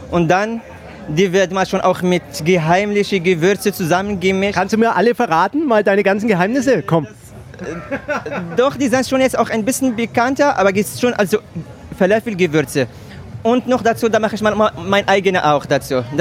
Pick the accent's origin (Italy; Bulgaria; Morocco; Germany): Morocco; Marrakesh, Marrakesh-Safi; Ich komme aus Marrakesch, ja genau.